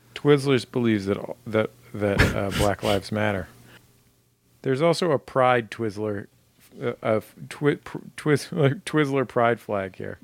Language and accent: English; San Francisco, California, United States; I'm from San Francisco, so I was a Giants fan